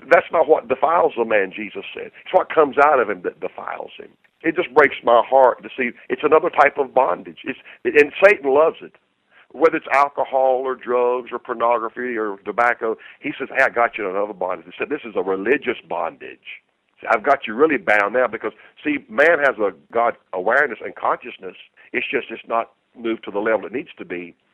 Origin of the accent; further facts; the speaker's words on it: North Carolina, United States; I said, "North Carolina."